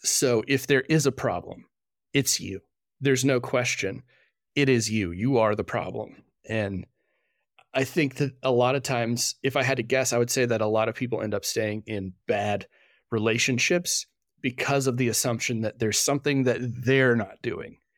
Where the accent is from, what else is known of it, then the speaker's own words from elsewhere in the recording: Fort Worth, Texas, United States; I grew up in Fort Worth, Texas, going to a, a rather large Baptist church there.